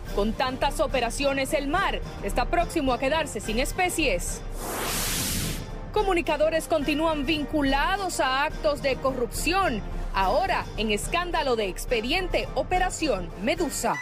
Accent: Dominican Republic; como pueblo dominicano

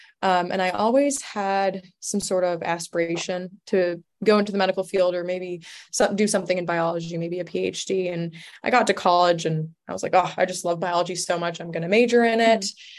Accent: Chicago, Illinois, United States; also born or lived in Istanbul; Well, I was born in Chicago and I went to college in Chicago and I grew up between Chicago and Istanbul.

